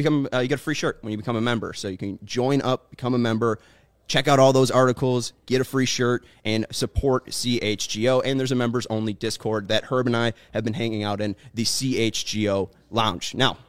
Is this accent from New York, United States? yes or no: no; Chicago, Illinois, United States; I'm from the South Side, too.